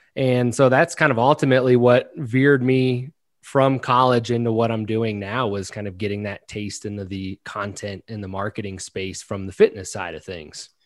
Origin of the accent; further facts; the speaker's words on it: Maryland, United States; I'm actually from Maryland